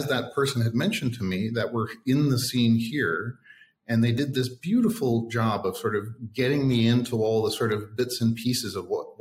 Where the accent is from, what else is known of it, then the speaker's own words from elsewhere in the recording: Toronto, Ontario, Canada; moved away as an adult; also born or lived in Australia / Jakarta, Indonesia; now in Vietnam; growing up in Toronto or living in Australia